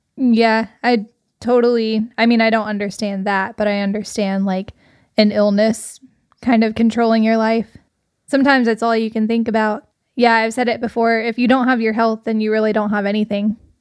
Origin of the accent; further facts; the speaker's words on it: Arkansas, United States; we're actually from Arkansas. It's in the South